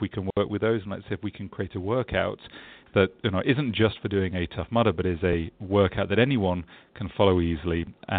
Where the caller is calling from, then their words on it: London, United Kingdom; I am in sunny London, England, where it's already the afternoon here.